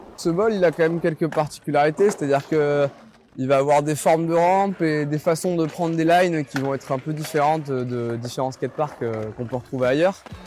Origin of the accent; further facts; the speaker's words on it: Marseille, Provence-Alpes-Côte d'Azur, France; je viens de Marseille